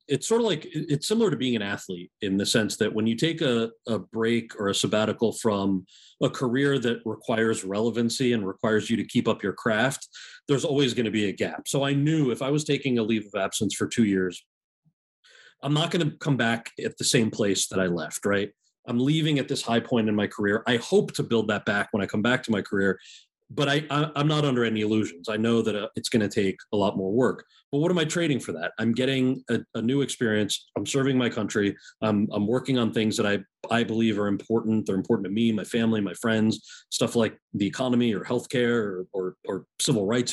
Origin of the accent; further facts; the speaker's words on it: New Jersey, United States; I'm from New Jersey